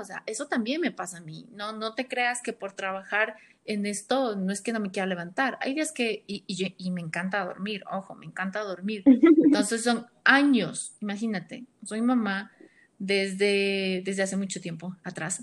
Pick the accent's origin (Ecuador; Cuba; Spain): Ecuador; soy de Ecuador